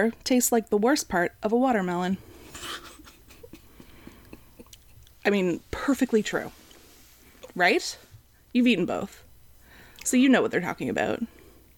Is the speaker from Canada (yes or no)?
yes; Canada; being a Canadian